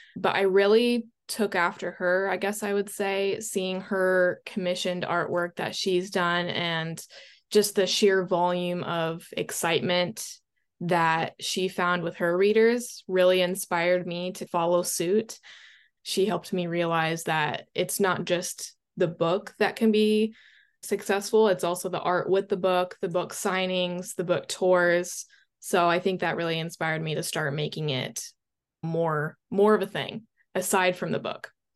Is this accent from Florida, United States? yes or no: yes; Florida, United States; I was born in Florida, so I spent most of my time by the water